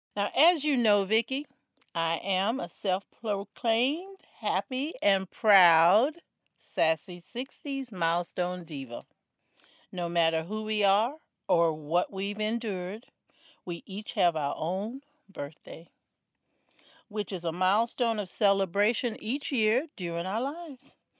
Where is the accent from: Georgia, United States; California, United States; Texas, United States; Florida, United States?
Florida, United States; South; I grew up in South Florida